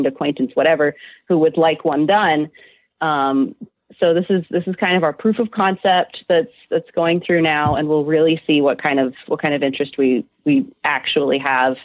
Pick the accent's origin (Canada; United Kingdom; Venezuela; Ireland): Canada; Montreal, Quebec; now in New England, United States; I was born in Montreal